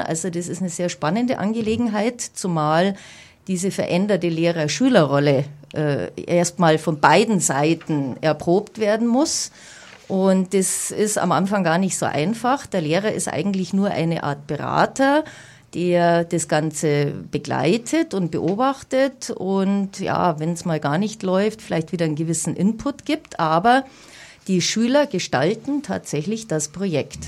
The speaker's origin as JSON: {"language": "German", "town": "Munich", "region": "Bavaria", "country": "Germany", "tie": "born or raised there", "said": "bin in München geboren. Ich bin Münchnerin durch und durch"}